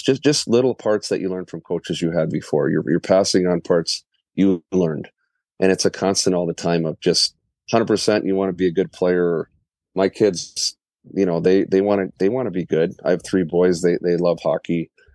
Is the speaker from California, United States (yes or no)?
no; Richfield, Minnesota, United States; also born or lived in Inver Grove Heights, Minnesota; I grew up in Ridgefield